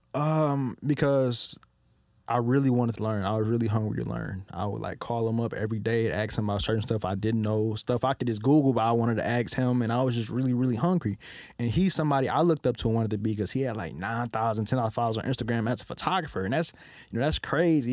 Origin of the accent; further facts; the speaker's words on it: Detroit, Michigan, United States; growing up in Detroit, my, uh, grandparents raised me